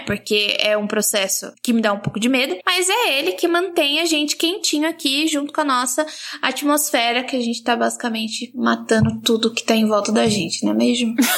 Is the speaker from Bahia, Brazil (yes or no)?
no; Baixada Santista, São Paulo, Brazil; now in Campinas, Brazil; sou da Baixada Santista